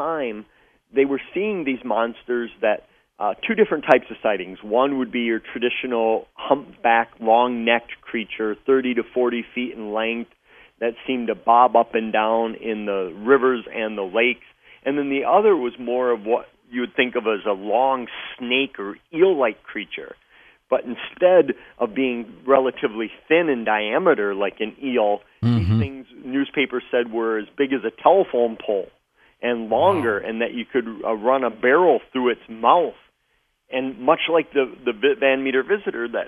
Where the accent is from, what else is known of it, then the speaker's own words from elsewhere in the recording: Wisconsin, United States; Wisconsin is my home state